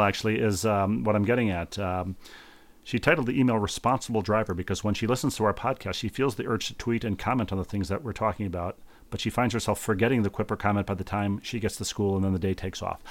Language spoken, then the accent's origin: English; Bloomington, Minnesota, United States; moved away; my hometown of Bloomington